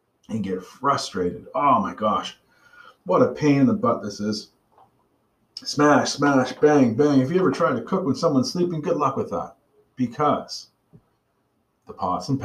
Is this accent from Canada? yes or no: yes; Bedford, Nova Scotia, Canada; I grew up in Bedford, Nova Scotia